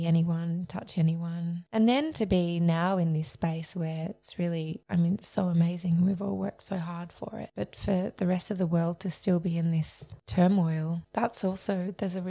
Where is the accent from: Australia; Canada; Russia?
Australia; Melbourne, Victoria; I was born in Melbourne. I grew up in Mount Waverley.